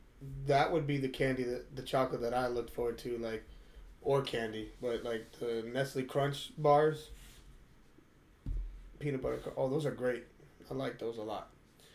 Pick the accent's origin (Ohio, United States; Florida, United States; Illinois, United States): Florida, United States; Port St. Lucie; growing up in Port St. Lucie, off of Floresta